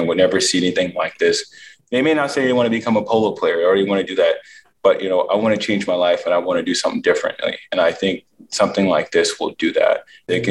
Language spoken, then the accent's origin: English; Philadelphia, Pennsylvania, United States; I'm really excited about just doing it in front of Philadelphia. I'm a proud Philly boy